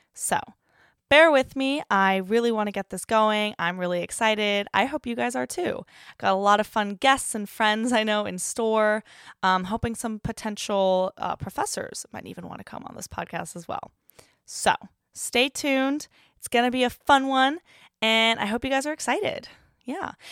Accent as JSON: {"language": "English", "country": "United States", "moved": "as an adult", "lives_now": "York, United Kingdom", "said": "I'm an American student that studies at the University of York in England"}